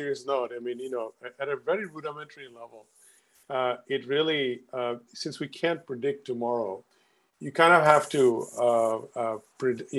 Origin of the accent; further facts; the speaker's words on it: Bangladesh; now in Stamford, United States; I'm originally from Bangladesh